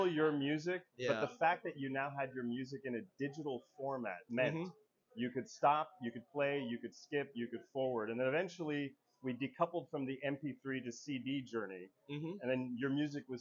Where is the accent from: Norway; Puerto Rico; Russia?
Puerto Rico; I was born and raised in Puerto Rico